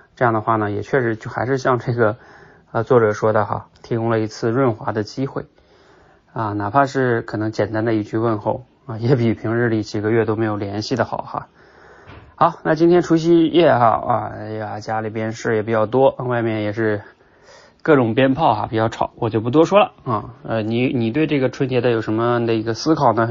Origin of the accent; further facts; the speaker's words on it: China; 对我们中国人来说就是家庭团圆咯